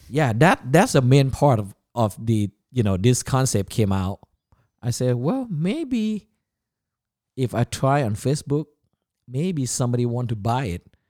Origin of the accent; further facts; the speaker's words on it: Chiang Mai, Thailand; English is a second language; also born or lived in Bangkok, Thailand / Orlando, United States; now in United States; I was born in Bangkok, Thailand in nineteen seventy. And then when I was six, seven years old, my parents moved up north, um, the northern Thailand. And, uh, where I was, uh, grew up is called, uh, Chiang Mai.